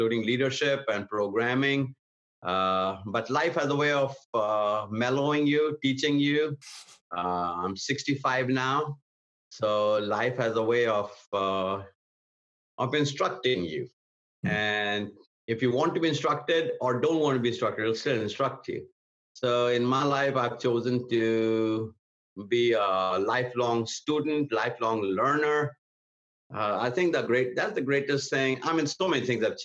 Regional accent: India; moved away as an adult; also born or lived in Atlanta, Georgia / Portland, Oregon / Hartford, Michigan; now in United States; I was born and raised in India in a pastor's home. Came to the United States

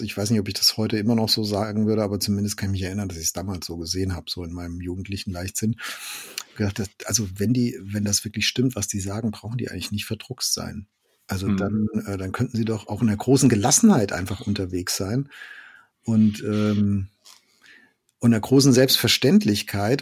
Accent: Germany; Bei uns in Deutschland

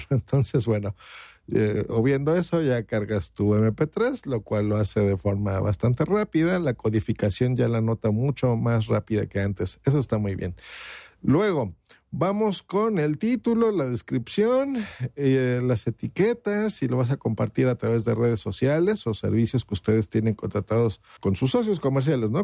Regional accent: Mexico; aquí en mi país, hablo por México

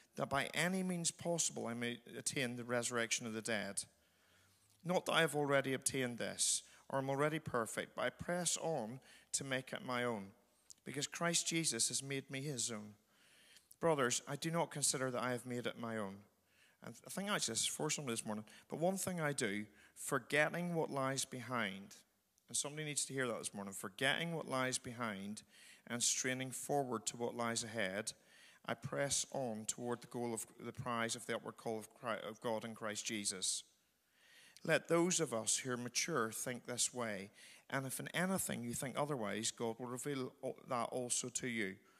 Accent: Northern Ireland, United Kingdom; moved away; I'm from Northern Ireland

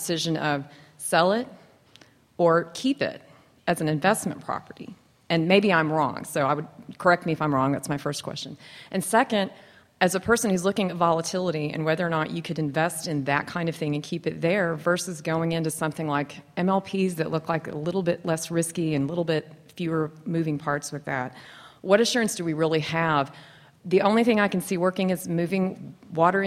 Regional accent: Texas Panhandle, United States; I grew up in the Texas Panhandle

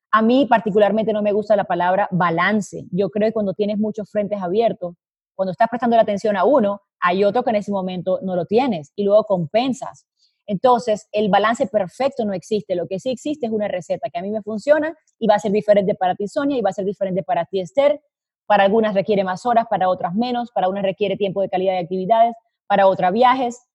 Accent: Colombia; now in Madrid, Spain; nací en Colombia, eh, pero hice cuentas esta semana y me di cuenta que llevo viviendo en el exterior más tiempo del que viví en Colombia

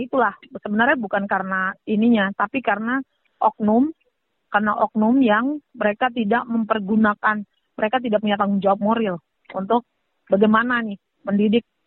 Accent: Papua, Indonesia; saya orang asli Papua

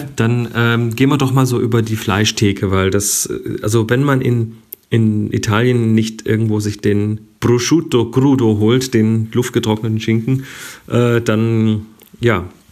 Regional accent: Germany; bei uns in Deutschland

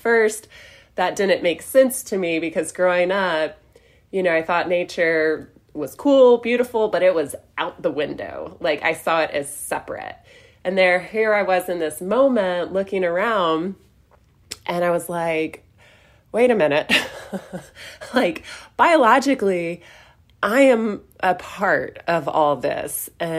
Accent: Southern Appalachians, United States; So growing up in the Southern Appalachians, I had always heard of the Appalachian Trail.

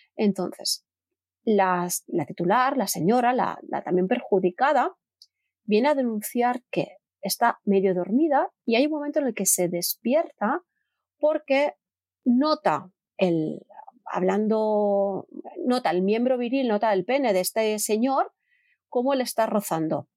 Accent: Terrassa, Catalonia, Spain; yo soy de Terrassa

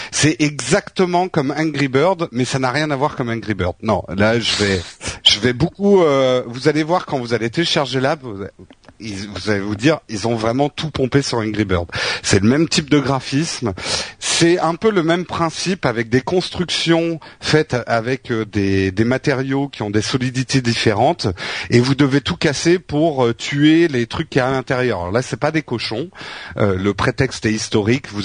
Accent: France; il reconnaît pas qu'on est français

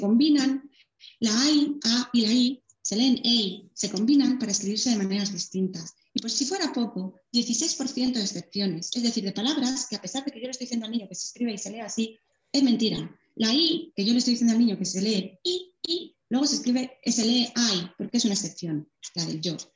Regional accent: Madrid, Community of Madrid, Spain; moved away as an adult; now in La Rioja, Spain; yo soy de Madrid, ahora vivo en La Rioja

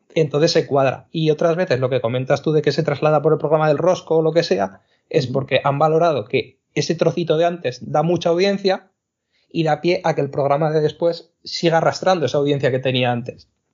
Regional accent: Zaragoza, Aragon, Spain; yo que soy de, de Zaragoza

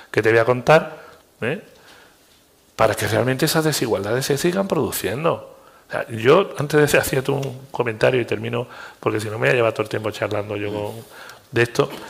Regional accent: Andalusia, Spain; Y yo ya te hablo como andaluz.

